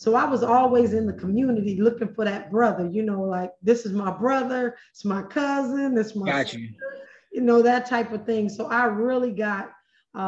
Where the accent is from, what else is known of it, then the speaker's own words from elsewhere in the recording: Los Angeles, California, United States; I was born right here in Southern California in Los Angeles. I grew up in the hood right here in L.A.